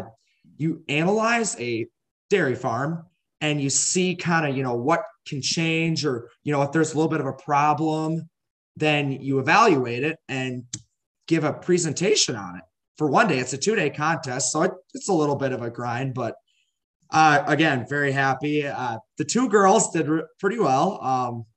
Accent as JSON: {"language": "English", "area": "Goodhue", "region": "Minnesota", "country": "United States", "tie": "born or raised there", "said": "I'm from Goodyear, Minnesota. I grew up on a around 200 cow dairy farm"}